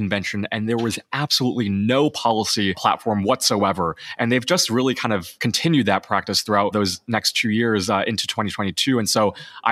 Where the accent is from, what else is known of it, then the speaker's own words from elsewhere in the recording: Illinois, United States; my home state